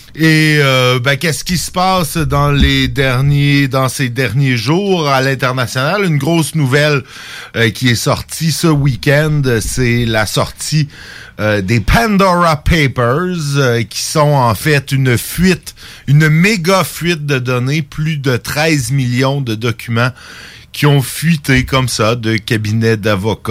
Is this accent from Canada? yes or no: yes; Saint-Jérôme, Quebec, Canada; c'est ma ville natale